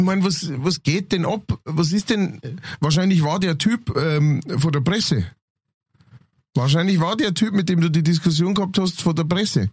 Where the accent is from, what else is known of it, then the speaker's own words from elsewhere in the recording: Lower Bavaria, Germany; ich als Niederbayer